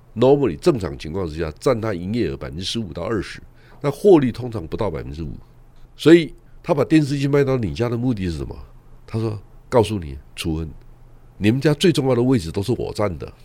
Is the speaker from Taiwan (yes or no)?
yes; Taiwan; 我们在台湾长大，我们没有任何限制